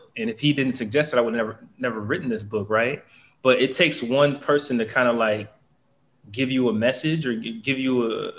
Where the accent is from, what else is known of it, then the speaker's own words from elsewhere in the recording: Nigeria; we're Nigerian